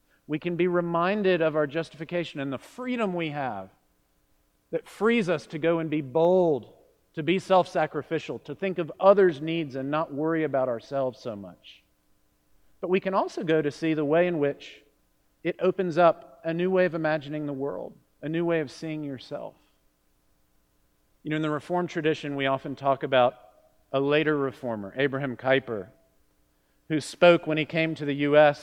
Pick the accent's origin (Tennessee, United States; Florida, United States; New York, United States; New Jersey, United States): Florida, United States; Miami; moved away; growing up in Miami